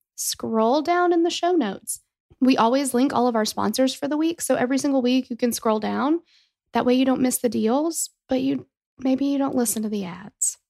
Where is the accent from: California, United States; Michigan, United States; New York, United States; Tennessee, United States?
Tennessee, United States; we're from Tennessee